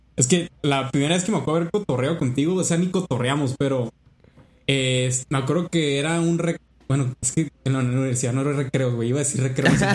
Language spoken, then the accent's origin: Spanish; Culiacán, Sinaloa, Mexico; moved away as an adult; also born or lived in Mexico City; soy de Culiacán, Sinaloa.